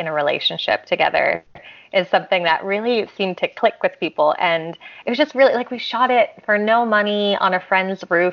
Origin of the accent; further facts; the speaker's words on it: Connecticut, United States; also born or lived in New Jersey; I grew up in Connecticut. I was born in New Jersey.